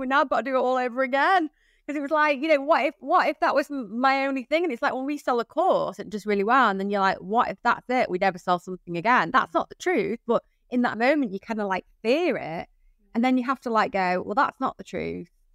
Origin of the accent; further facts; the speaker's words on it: United States; now in United Kingdom; I'm American. People are always shocked by that. I'm not English.